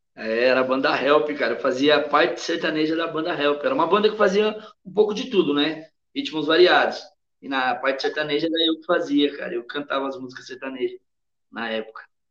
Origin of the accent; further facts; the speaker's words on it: São Paulo, Brazil; moved away as an adult; also born or lived in Madrid, Spain; A gente é de São Paulo.